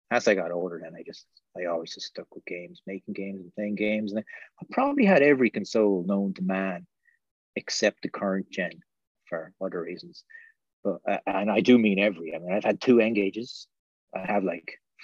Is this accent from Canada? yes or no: no; Slieveroo, Munster, Ireland; I grew up in Southern Ireland, like way down the other end of Ireland to where you grew up, down the other tip, in the middle of nowhere, in a small, tiny village in Waterford